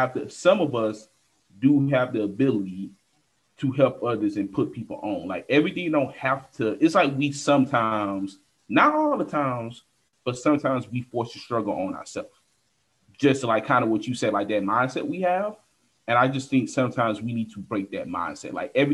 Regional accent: United States; it's because we grew up in America, the racism, slavery.

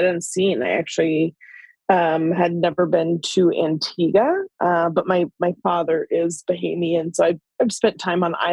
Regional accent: Bozeman, Montana, United States; moved away as an adult; also born or lived in Colorado; I'm from Bozeman, Montana.

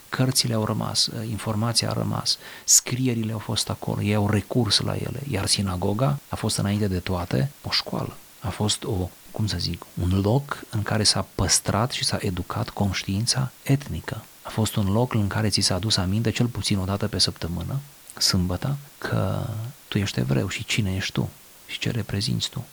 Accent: Romania; în țara mea, în România

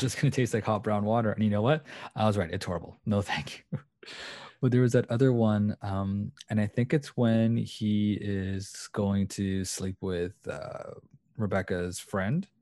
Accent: Canada; also born or lived in Portugal; I am, uh, Portuguese and Canadian

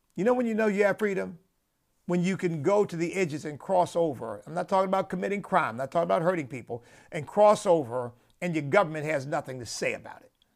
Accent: United States; I am an American

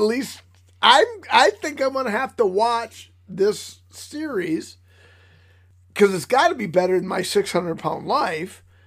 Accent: Michigan, United States; I am from Michigan

